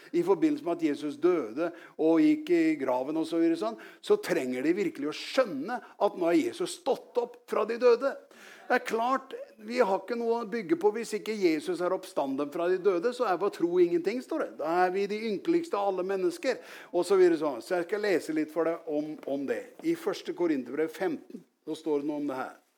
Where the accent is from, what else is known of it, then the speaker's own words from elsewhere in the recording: Norway; jeg vokste opp, opp i Gjelsnes. Det er ikke så langt herfra, men jeg var langt ute på landet